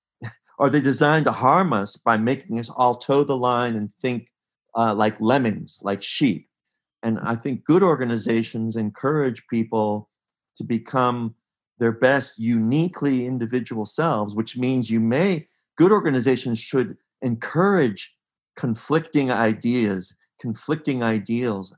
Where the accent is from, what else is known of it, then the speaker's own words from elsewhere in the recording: Pittsburgh, Pennsylvania, United States; I grew up in Pittsburgh